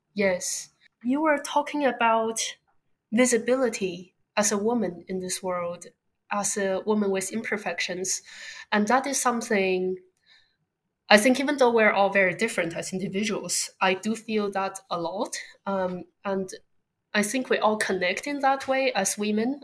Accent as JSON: {"language": "English", "region": "Beijing", "country": "China", "tie": "born or raised there", "also_born_or_lived": "Southern California, United States / East Coast, United States", "moved": "as an adult", "lives_now": "London, United Kingdom", "said": "I grew up in Beijing, China, before moving to America for undergraduate school in Southern California"}